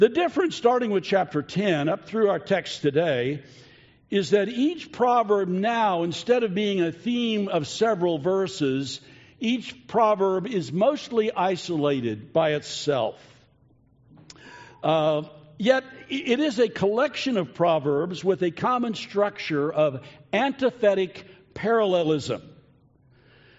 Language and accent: English; United States; us as American citizens